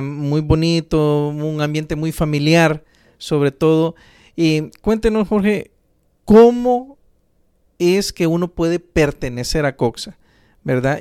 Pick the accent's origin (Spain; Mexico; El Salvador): El Salvador; orgullosos de ser salvadoreños